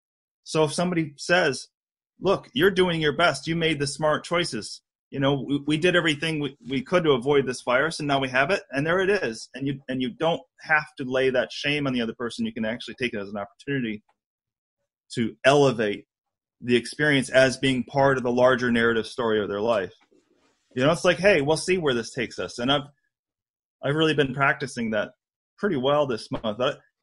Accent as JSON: {"language": "English", "town": "New York City", "region": "New York", "country": "United States", "said": "You know, I'm from New York City. I don't BS anybody. I tell it like it is."}